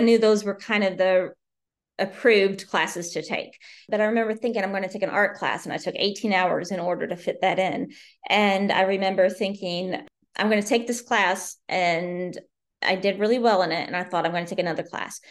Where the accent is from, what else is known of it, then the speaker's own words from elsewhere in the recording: Southern Indiana, United States; moved away as an adult; also born or lived in Bloomington, Indiana; now in Maryland, United States; I'm originally from Southern Indiana, and I grew up there